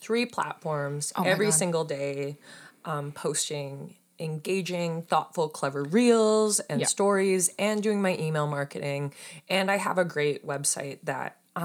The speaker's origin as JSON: {"language": "English", "town": "Saskatoon", "region": "Saskatchewan", "country": "Canada", "moved": "as an adult", "said": "I'm originally from Saskatoon, Saskatchewan. I'm a prairie girl. I moved out here in 2014."}